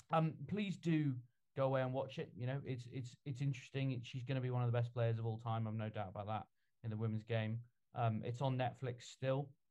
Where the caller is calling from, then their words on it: Scotland, United Kingdom; I'm in from Scotland, the most international podcast we've maybe ever had.